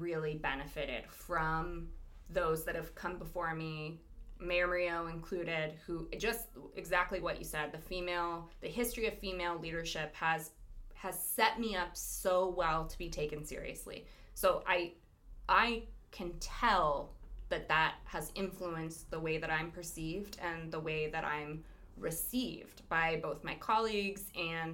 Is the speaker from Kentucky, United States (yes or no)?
no; Lompoc, California, United States; growing up in Lompoc. I grew up, you know, it's a very conservative town.